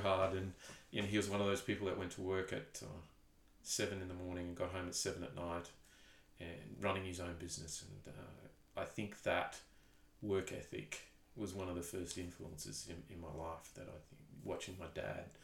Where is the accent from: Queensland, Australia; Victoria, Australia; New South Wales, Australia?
Queensland, Australia; Townsville; moved away as an adult; also born or lived in Perth / Newcastle / Tindal, Northern Territory; I was born in Townsville, raised in Townsville.